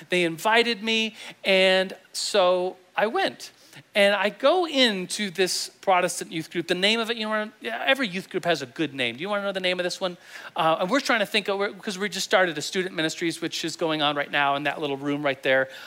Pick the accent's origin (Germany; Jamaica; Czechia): Germany; And I, uh, I grew up in Germany. I was an Air Force kid. My dad's in the Air Force.